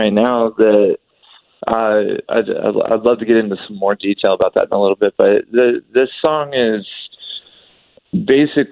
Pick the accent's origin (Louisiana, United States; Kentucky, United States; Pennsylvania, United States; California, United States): Kentucky, United States; I grew up in Kentucky